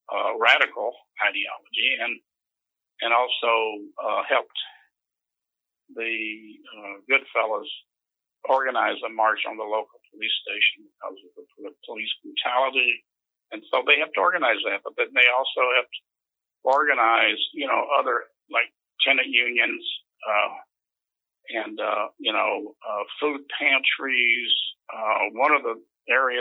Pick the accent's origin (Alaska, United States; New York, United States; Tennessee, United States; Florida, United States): Tennessee, United States; moved away as an adult; also born or lived in Chicago, Illinois; now in Huntsville, United States; I was from the South and was considered to be, a backwards hillbilly